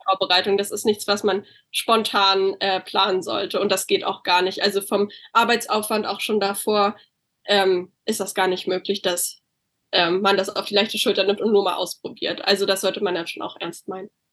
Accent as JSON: {"language": "German", "region": "Berlin", "country": "Germany", "moved": "as an adult", "lives_now": "California, United States", "said": "ich wohne derzeit in Kalifornien. Ähm, ich komme aber ursprünglich aus Berlin"}